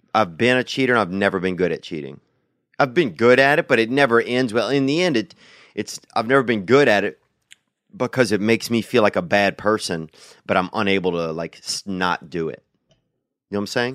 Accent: Louisiana, United States; I grew up in Louisiana

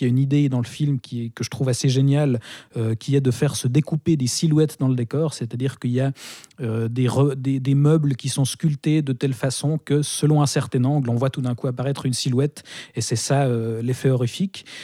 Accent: Switzerland; chez nous en Suisse

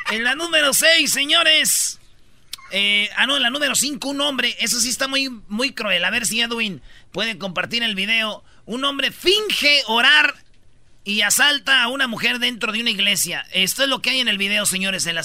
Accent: Michoacán, Mexico; Pues somos de Michoacán, no de Londres, güey.

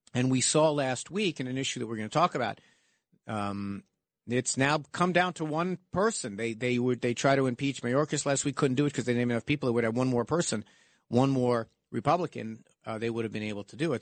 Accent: United States; I'm an American

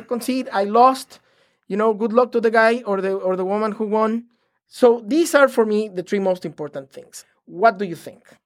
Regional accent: Mexico; I am originally from Mexico

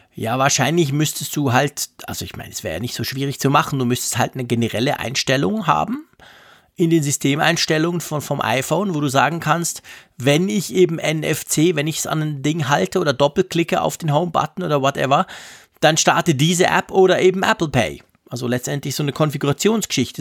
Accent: Switzerland; als Schweizer

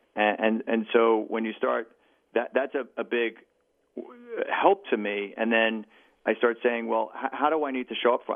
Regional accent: New York City, New York, United States; as a New Yorker

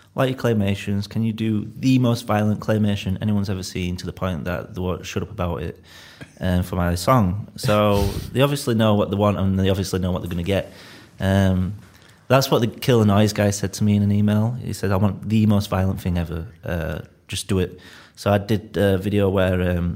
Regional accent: Leeds, Yorkshire and the Humber, United Kingdom; accent: Leeds; I'm from Leeds

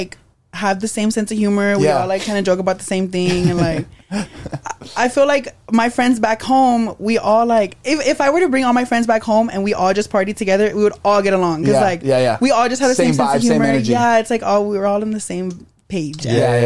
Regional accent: San Antonio, Texas, United States; moved away as an adult; now in Los Angeles, United States; growing up in San Antonio

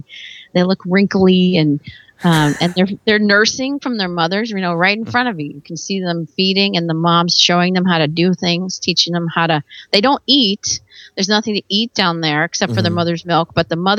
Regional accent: Virginia, United States; moved away as an adult; now in California, United States; I'm actually from Virginia. And I grew up probably 2 hours from the ocean

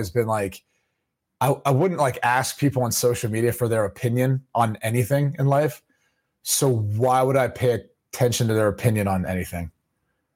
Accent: Midwest, United States; now in South Florida, United States; I'm from the Midwest

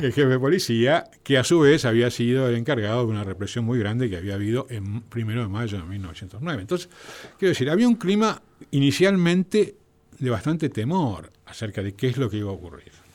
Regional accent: Argentina

